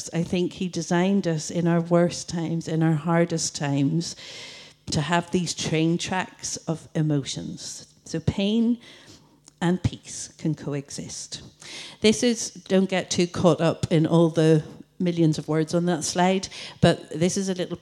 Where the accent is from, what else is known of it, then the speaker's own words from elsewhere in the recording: Coleraine, Northern Ireland, United Kingdom; I'm from Coleraine